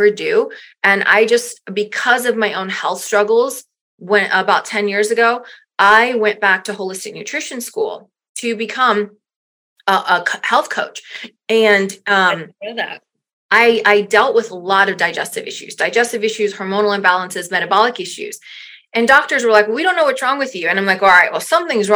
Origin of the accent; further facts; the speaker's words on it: South Louisiana, United States; moved away as an adult; I'm originally from Louisiana. I was born and raised in South Louisiana